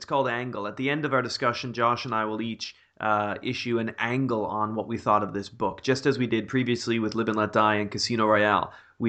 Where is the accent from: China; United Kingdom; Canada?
Canada; moved away; growing up in Canada, especially when I went to university